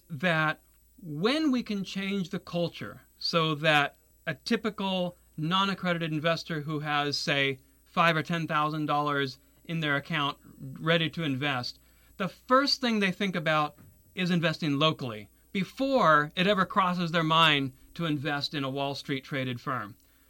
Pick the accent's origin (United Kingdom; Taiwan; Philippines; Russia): Taiwan; My parents went to Taiwan after the Communist Revolution. So that's why I was born and raised in Taiwan.